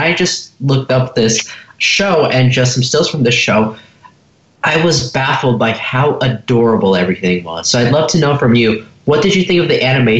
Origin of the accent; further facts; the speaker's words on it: Los Angeles, California, United States; from Los Angeles